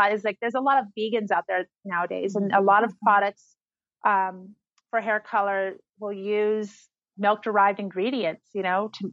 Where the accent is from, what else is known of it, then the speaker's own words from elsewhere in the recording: Oasis, California, United States; moved away as an adult; also born or lived in El Monte, Los Angeles / Orange County; now in Joshua Tree, United States; Originally, I'm from El Monte in Los Angeles, but I was raised in the low desert, like in this little farming community called Oasis in the Coachella Valley.